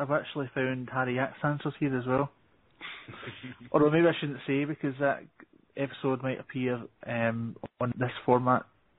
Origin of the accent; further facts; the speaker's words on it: Scotland, United Kingdom; I come from Scotland